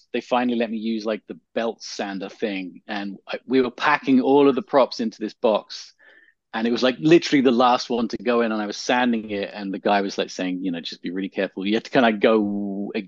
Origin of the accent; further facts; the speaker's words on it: England, United Kingdom; moved away; I grew up in England